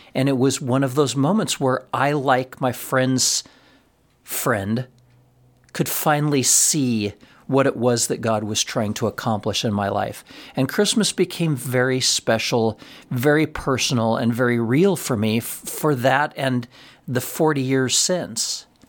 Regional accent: Florence, Colorado, United States; our lives as a family, growing up in Florence, Colorado

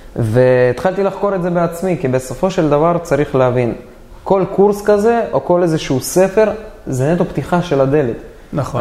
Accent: Dimona, Southern District, Israel; מהבית הכי רגיל שיש בדימונה, אני במקור דימונאי

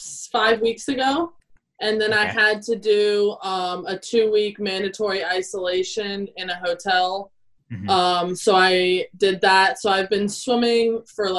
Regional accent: South Carolina, United States; accent: American; moved away as an adult; also born or lived in Kentucky; now in New Zealand; I grew up in South Carolina

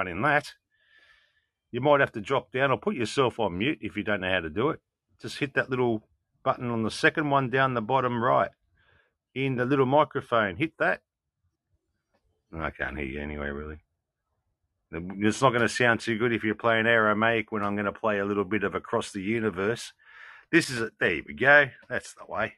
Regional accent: Australia; I'm from I'm from Australia

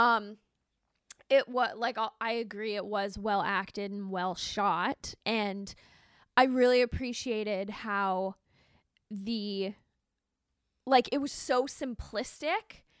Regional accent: Alberta, Canada; growing up in Alberta because we have a lot of lakes and lots of freezing

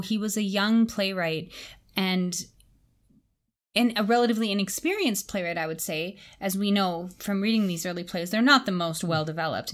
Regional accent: Canada; growing up in English Canada

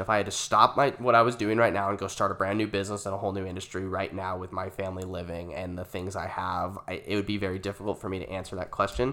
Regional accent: Gilbert, Arizona, United States; we relocated to Gilbert when I was nine years old. It was two thousand two. Um, I mean, we li-, I grew up in Valvista Lakes

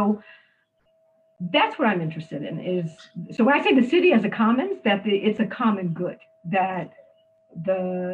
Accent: United States; also born or lived in Detroit, Michigan, United States / Miami, Florida, United States; growing up in Detroit and Miami in the poorest parts of those communities

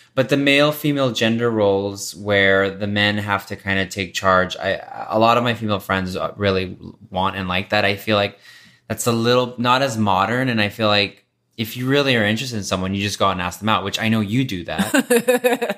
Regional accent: Texas, United States; now in Los Angeles, United States; I grew up in Texas

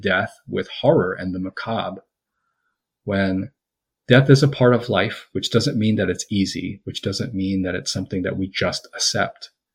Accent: United States; I'm Korean American

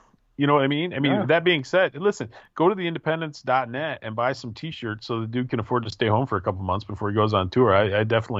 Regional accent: Midwest, United States; I'm a Midwesterner, though.

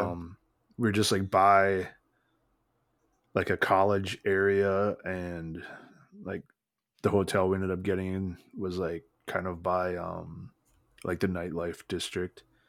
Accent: United States; I'm from America

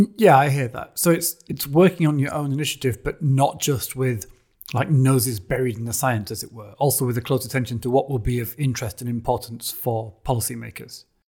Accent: United Kingdom; as a Brit

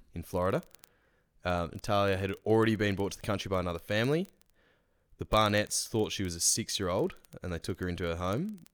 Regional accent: Australia; we celebrate being Australian

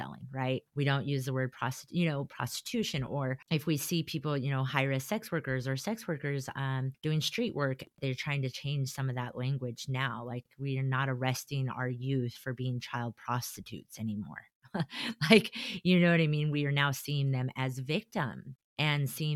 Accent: Colorado, United States; moved away as an adult; now in Utah, United States; I'm not from Utah. I'm from Colorado, not Utah.

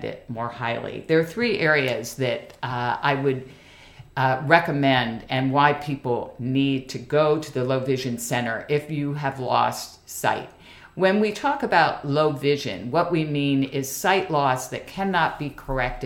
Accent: Washington, District of Columbia, United States; a native Washingtonian, born and bred.

